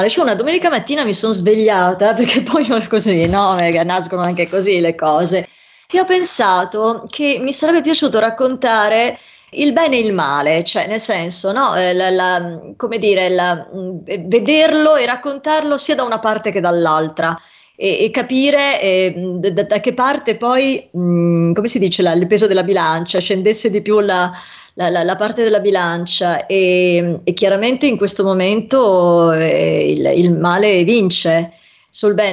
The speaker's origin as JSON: {"language": "Italian", "town": "Venice", "region": "Veneto", "country": "Italy", "said": "io non credo di essere vabbè, a parte io sono veneziana, però voglio dire, Roma e guai chi l'Italia"}